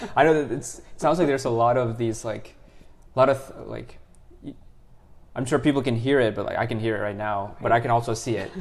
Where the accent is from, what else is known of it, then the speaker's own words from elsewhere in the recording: United States; also born or lived in India / Singapore; we um, immigrated to, to the U.S. in 2000. So I basically grew up in the U.S.